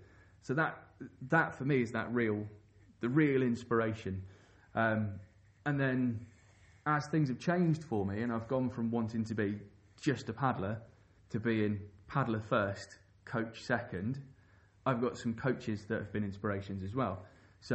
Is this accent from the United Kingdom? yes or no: yes; England, United Kingdom; Growing up on the Thames, it was hard not to be inspired by people like Sean Baker, like Andy Jackson from Kayako Jacko